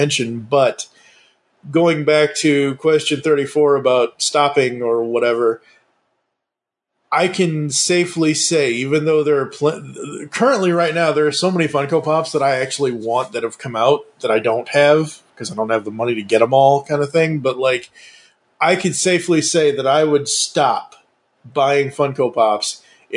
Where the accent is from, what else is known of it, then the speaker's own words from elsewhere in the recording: Kingston, Massachusetts, United States; also born or lived in Stoughton, Massachusetts; I was born in Stoughton. I grew up an hour and a half south of Boston in Kingston